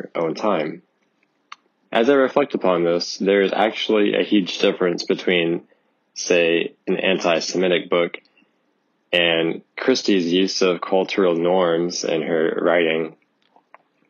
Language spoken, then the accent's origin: English; Houston, Texas, United States; I'm from Houston, Texas